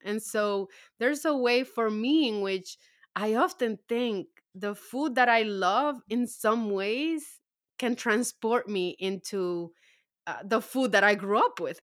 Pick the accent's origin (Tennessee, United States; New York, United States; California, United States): New York, United States; New York City; also born or lived in Dominican Republic; now in New Jersey, United States; I grew up in Harlem